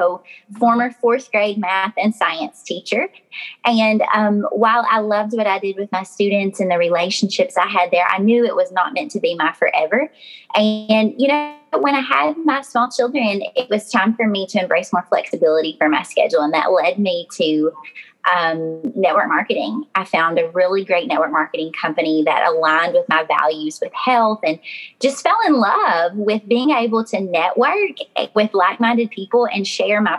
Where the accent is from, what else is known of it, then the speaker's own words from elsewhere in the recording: Glasgow, Kentucky, United States; my accent sounds like cornbread. So to be honest, I'm from Glasgow, Kentucky